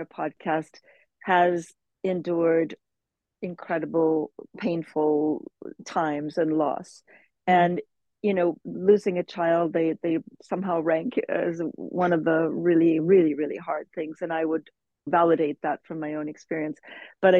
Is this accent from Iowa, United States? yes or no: yes; Cedar Rapids, Iowa, United States; moved away as an adult; also born or lived in London, United Kingdom / Nairobi, Kenya; now in Malibu, United States; growing up in Cedar Rapids, Iowa, where I grew up